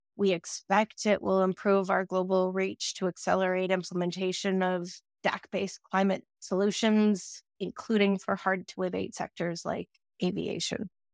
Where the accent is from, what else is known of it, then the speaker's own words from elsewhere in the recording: Canada; As a Canadian